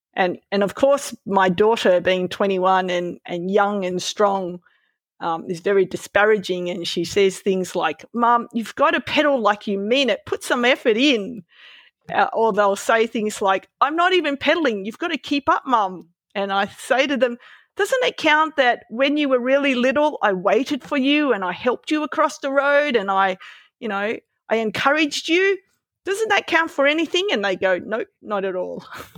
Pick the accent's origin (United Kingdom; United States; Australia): Australia; Melbourne, Victoria; Well, I grew up riding in Melbourne where there were no bike paths, lots of cars, terrible infrastructure for cycling